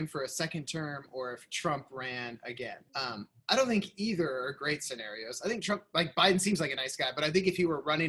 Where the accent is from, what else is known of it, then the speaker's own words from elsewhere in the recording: Van Meter, Iowa, United States; also born or lived in Des Moines, Iowa / Philadelphia, Pennsylvania; grew up out in Van Meter